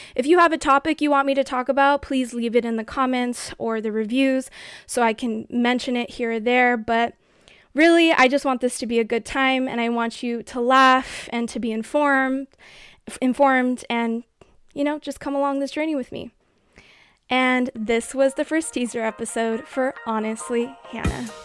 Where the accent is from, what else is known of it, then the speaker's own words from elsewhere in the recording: United States; as an American